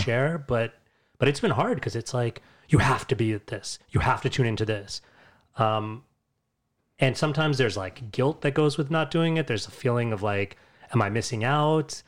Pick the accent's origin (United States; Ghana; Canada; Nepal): United States; New York; Born and raised in the United States, in New York specifically